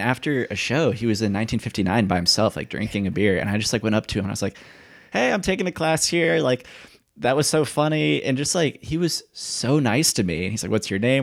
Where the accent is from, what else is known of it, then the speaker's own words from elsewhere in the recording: Indiana, United States; I'm from Indiana